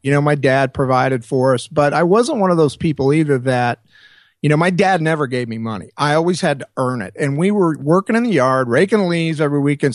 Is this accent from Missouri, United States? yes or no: yes; Springfield, Missouri, United States; moved away as an adult; Springfield, which was my hometown